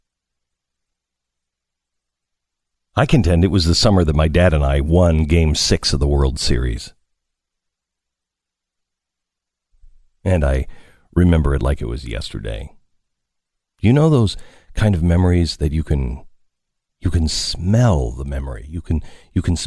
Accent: Pacific Northwest, United States; born or raised there

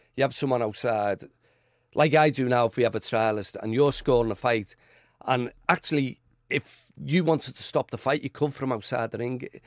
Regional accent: Liverpool, North West England, United Kingdom; I was born in Anfield, grew, grew up here, li-, we lived in Norris Green for a while

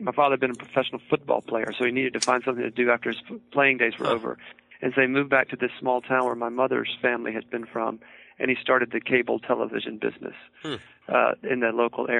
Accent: the South, United States; I grew up in a town in the 1970s and early 80s

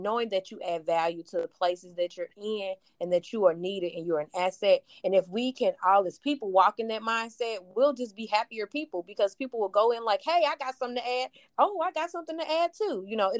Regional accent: East St. Louis, Illinois, United States; I'm originally from East St. Louis, Illinois.

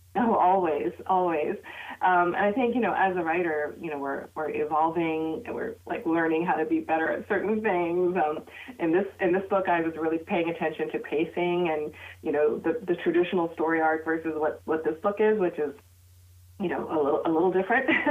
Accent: United States; my identity as a Pakistani American Muslim child of immigrants

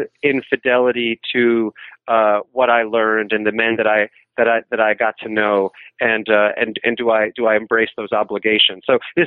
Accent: New York City, New York, United States; I'm from New York City

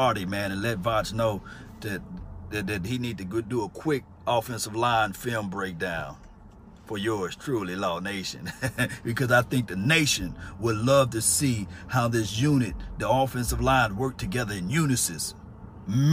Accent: Mississippi, United States; I'm from Mississippi

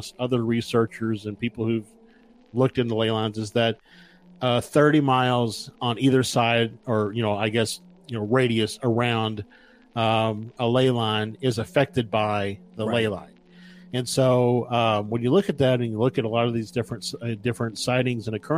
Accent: United States; as an American

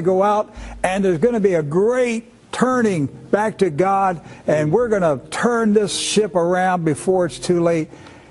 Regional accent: United States; as an American

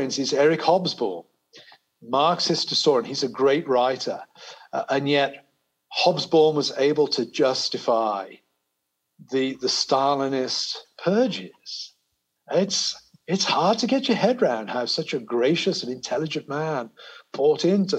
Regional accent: United Kingdom; also born or lived in America; now in United States; I'm a British person living in America. My identity here is kind of negotiated between my Britishness and my Americanness.

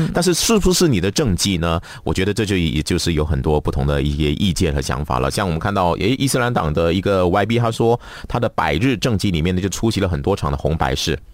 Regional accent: Malaysia; 我们马来西亚

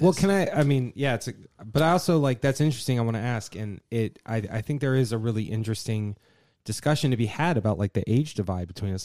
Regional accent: Virginia, United States; growing up in Virginia

